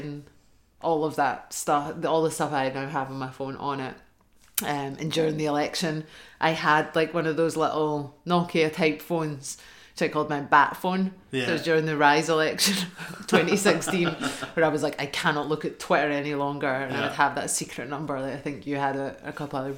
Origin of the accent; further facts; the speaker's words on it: Hamilton, Scotland, United Kingdom; I'm from Hamilton